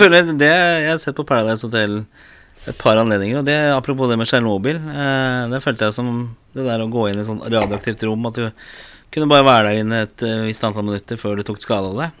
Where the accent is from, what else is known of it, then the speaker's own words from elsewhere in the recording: Oslo, Norway; jeg vokste opp på Torså